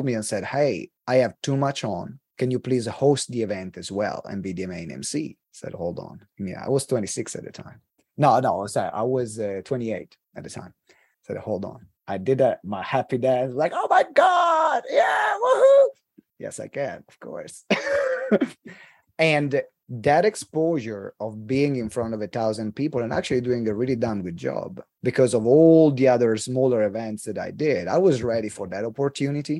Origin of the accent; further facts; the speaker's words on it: Italy; accent: Italian; English is a second language; moved away as an adult; also born or lived in United Kingdom; English is not my first language.